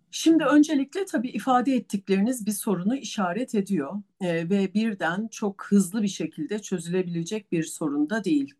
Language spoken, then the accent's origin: Turkish; Istanbul, Turkey; also born or lived in Bursa; İstanbul doğumluyum.